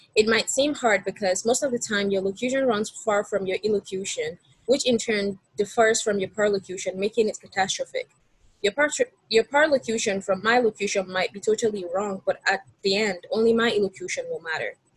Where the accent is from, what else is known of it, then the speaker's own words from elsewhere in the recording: Nigeria; moved away as an adult; now in United States; I'm originally from Nigeria, um, so yeah, I'm an international student